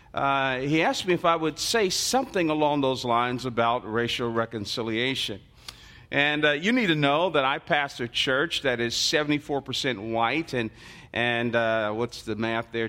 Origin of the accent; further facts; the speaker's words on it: Newark, New Jersey, United States; I was born and raised in the Central Ward of Newark, New Jersey.